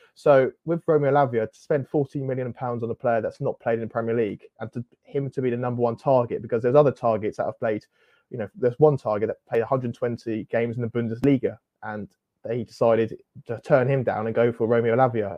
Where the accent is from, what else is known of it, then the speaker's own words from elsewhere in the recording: Southampton, South East England, United Kingdom; I'm from Southampton, and yeah, growing up, uh, supported Southampton